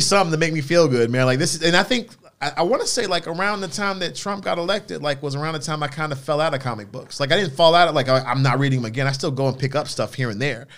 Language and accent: English; United States; We are American